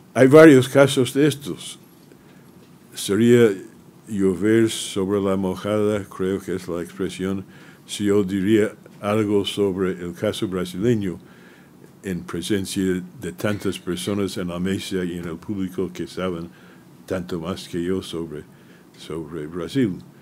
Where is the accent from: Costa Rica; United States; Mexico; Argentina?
United States; mi país